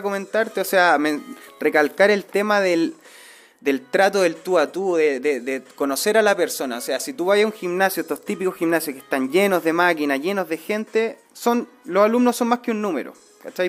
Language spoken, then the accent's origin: Spanish; Placilla, Valparaíso, Chile; soy de Placilla, vivo ya hace 10 años acá en el sector